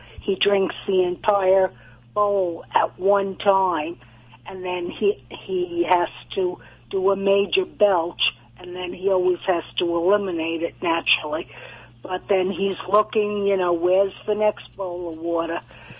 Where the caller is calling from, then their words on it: Spring Hill, Florida, United States; I'm calling from Spring Hill, Florida.